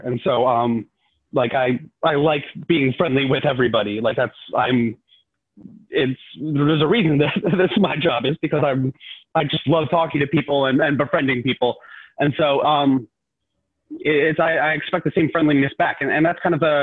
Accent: New Jersey, United States; I'm from South Jersey. I'm a Jersey boy

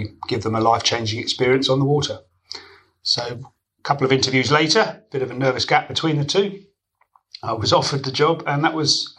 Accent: Gosport, South East England, United Kingdom; my hometown of Gosport

